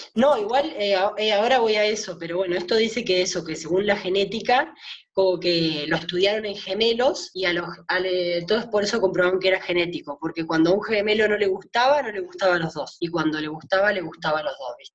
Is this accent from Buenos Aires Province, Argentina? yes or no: yes; Pueblo Doyle, Buenos Aires Province, Argentina; moved away as an adult; now in Buenos Aires, Argentina